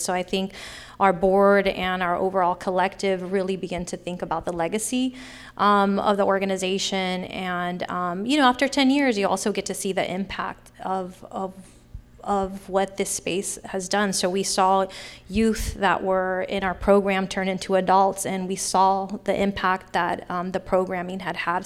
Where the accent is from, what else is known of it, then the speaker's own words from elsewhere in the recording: Sacramento, California, United States; I grew up in Sacramento, born and raised in Sacramento, and I grew up in Oak Park